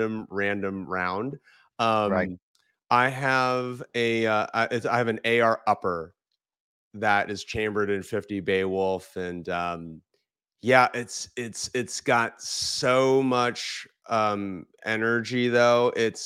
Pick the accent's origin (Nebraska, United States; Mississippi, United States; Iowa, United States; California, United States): California, United States; when I was growing up in California.